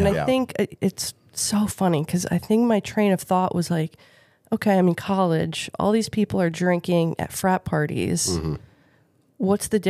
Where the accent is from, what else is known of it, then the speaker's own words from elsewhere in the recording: outside of Philadelphia, Pennsylvania, United States; I grew up outside of Philly, in a really nice suburb, two parents.